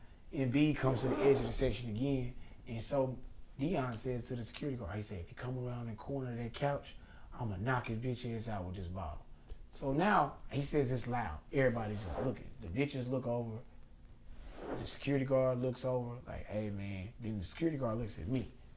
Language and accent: English; Memphis, Tennessee, United States; Fuck the 76ers, nigga. I'm from Memphis.